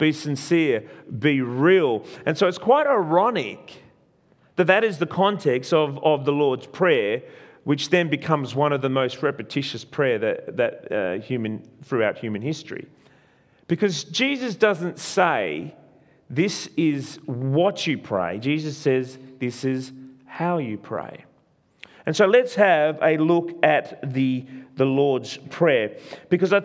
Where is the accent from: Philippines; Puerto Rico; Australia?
Australia; I am an Italian. Well, I was born in Australia. My parents are Italian, so Italian descent